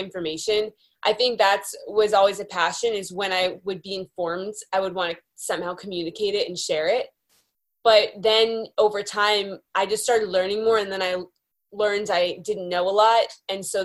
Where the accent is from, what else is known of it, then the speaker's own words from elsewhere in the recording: Beverly, Massachusetts, United States; now in California, United States; I grew up in Beverly, Massachusetts, just north of Boston